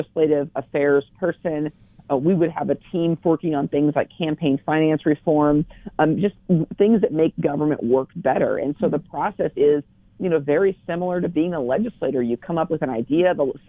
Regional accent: Dufur, Oregon, United States; also born or lived in The Dalles, Oregon; I grew up in Wasco County in Duffer, a town of about 550 people when I lived there. Eventually moved to the bright lights and big city of the Dalles

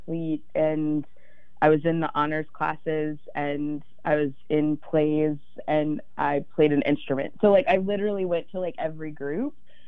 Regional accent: Virginia, United States; I grew up in Virginia

